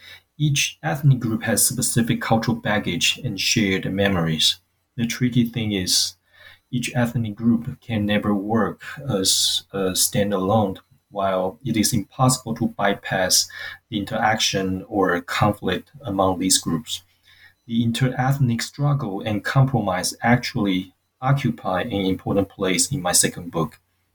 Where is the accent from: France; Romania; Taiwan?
Taiwan; also born or lived in United States / Urbana-Champaign, Illinois / Memphis, Tennessee; now in New Zealand; I'm originally from Taiwan.